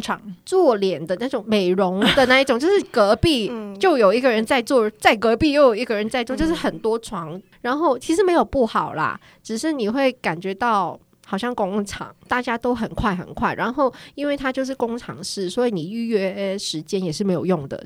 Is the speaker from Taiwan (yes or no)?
no; Hong Kong; Chinese is a second language; moved away as an adult; now in South Korea; 我要回香港了